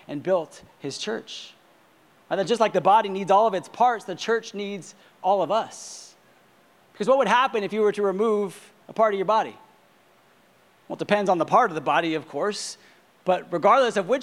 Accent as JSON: {"language": "English", "region": "Southern California", "country": "United States", "tie": "born or raised there", "said": "I grew up in Southern California"}